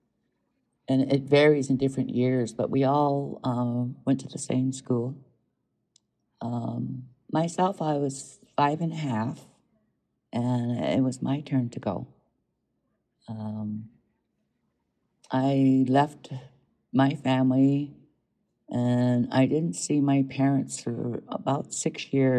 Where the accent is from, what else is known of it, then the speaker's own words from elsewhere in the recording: Southern Alberta, Canada; moved away; also born or lived in Montana, United States; Most of my life I was raised in Southern Alberta and Canada, and if I wasn't there, then I was in Montana where my grandmother lives